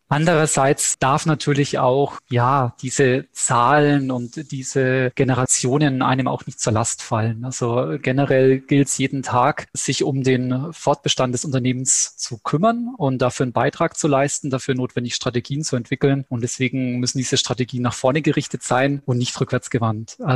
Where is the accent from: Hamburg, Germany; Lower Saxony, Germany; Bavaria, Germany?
Bavaria, Germany; Bamberg; born there; Ich bin 45 äh, Jahre alt, gebürtiger Bamberger, verheiratet, Vater dreier Kinder.